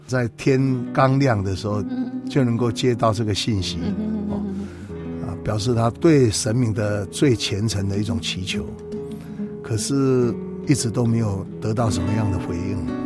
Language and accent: Chinese; Taiwan; 我们台湾的庙宇却非常地多